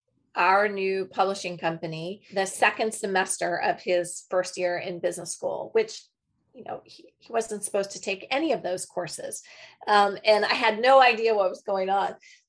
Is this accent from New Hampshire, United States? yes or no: yes; New Hampshire, United States; I grew up skiing on the East Coast, skiing in Waterville Valley for any of those New Hampshire skiers.